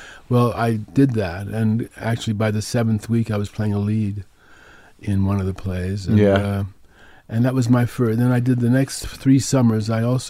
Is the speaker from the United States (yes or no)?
yes; Manhattan, New York, United States; Manhattan, yeah.